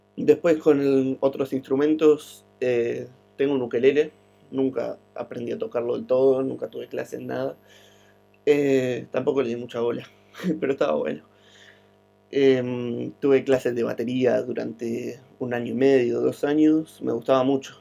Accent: Argentina; also born or lived in Guatemala; después me vine a vivir a la Argentina en el 2010, en abril

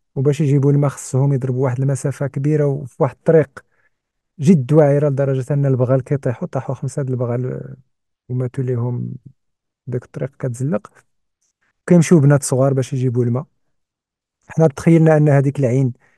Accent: Morocco; عندنا إحنا مثلاً كمغاربة

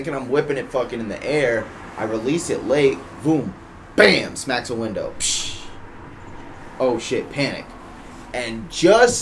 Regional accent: Worcester, Massachusetts, United States; my experience growing up in Worcester

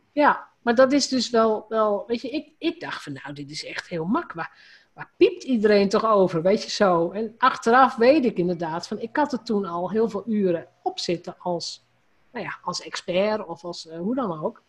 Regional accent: Drenthe, Netherlands; als gewoon Drents meisje, want dat is een beetje waar, ik kom uit Drenthe

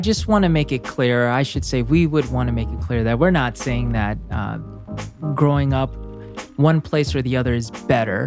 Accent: United States; moved away as an adult; now in South Korea; a half-Korean from America coming to live in Korea as an expat

